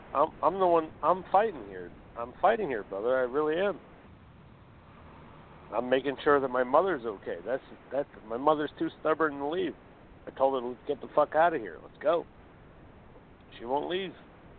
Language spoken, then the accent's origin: English; Essex County, New Jersey, United States; born or raised there